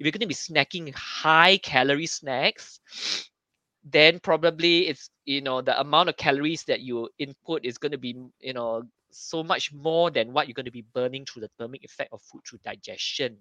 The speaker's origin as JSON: {"language": "English", "country": "Singapore", "said": "being Singaporean"}